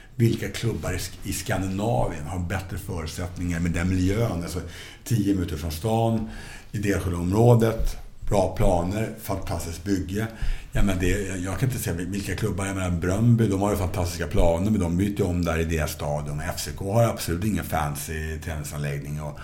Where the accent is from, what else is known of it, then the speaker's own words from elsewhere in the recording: Stockholm, Stockholm County, Sweden; jag växte upp i Stockholmsförorterna